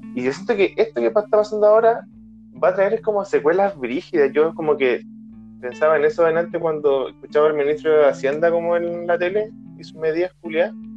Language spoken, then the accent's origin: Spanish; Arica, Arica y Parinacota, Chile; Yo soy de Arica